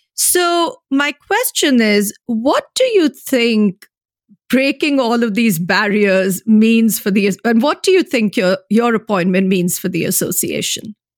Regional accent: India; moved away; I'm originally from India

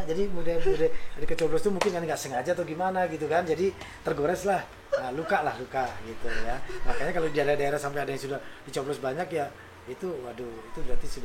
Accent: Purwokerto, Central Java, Indonesia; oh saya orang Prokerto, mm -hmm. tapi saya pas di sini.

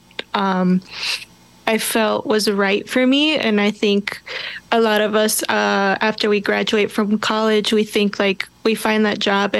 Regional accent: Minneapolis, Minnesota, United States; I grew up in Minneapolis, South Minneapolis to be exact

